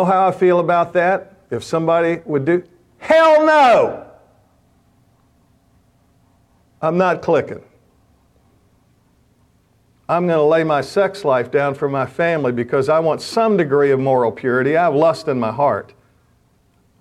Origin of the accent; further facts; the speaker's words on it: the South, United States; now in Washington, D.C., United States; I'm a Southerner